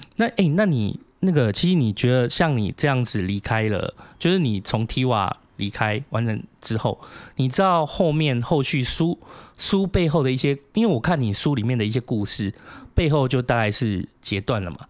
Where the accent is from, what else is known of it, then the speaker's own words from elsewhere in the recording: Taiwan; 它也是我们台湾人成立的啊